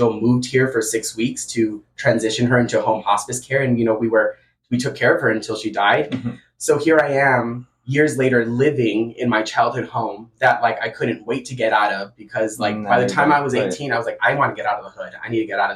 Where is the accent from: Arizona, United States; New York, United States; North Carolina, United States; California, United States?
Arizona, United States; Tucson; I grew up in Barrio Anita